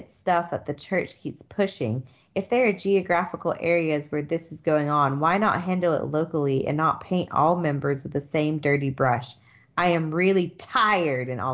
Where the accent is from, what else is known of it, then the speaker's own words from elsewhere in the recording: the South, United States; moved away; also born or lived in Utah; I am from the South